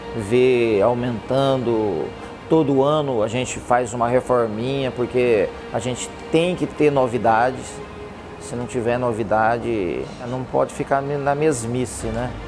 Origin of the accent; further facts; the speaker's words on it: Oswaldo Cruz, Brazil; Nasci em Oswaldo Cruz